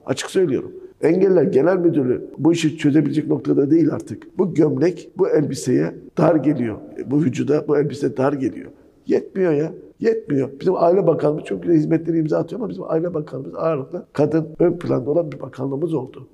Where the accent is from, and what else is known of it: Refahiye, Erzincan, Turkey; born or raised there; now in Istanbul, Turkey